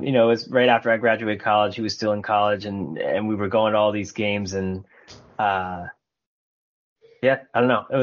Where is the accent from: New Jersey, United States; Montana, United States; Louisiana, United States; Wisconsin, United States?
New Jersey, United States; I grew up in New Jersey. We both grew up in New Jersey.